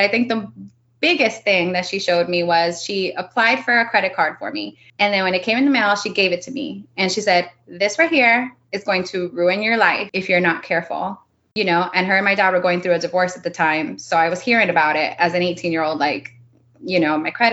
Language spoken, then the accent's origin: English; Miami, Florida, United States; first language Spanish; English is a second language; moved away as an adult; also born or lived in North Dakota; I was born in Miami